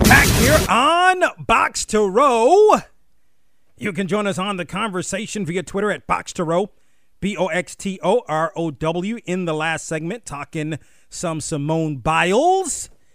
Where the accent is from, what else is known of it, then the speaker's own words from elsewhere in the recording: Washington, District of Columbia, United States; I grew up in Washington.